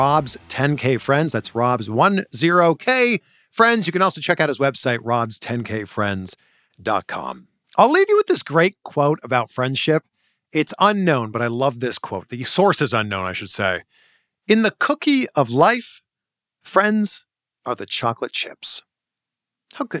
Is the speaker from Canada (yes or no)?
yes; Toronto, Ontario, Canada; also born or lived in Cleveland / Miami; now in Los Angeles, United States; I'm from Toronto originally.